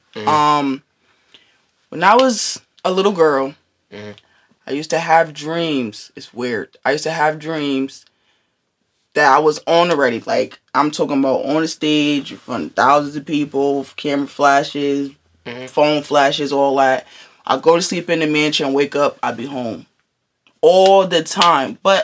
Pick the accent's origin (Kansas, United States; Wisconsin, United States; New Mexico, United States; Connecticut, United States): Connecticut, United States; New Haven; I'm from New Haven, Connecticut